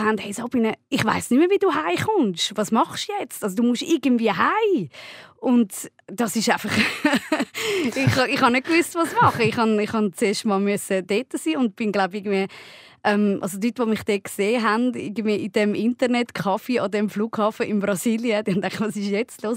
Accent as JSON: {"language": "German", "town": "Kloten", "region": "Zurich", "country": "Switzerland", "tie": "born or raised there", "said": "ich bin in Kloten aufgewachsen."}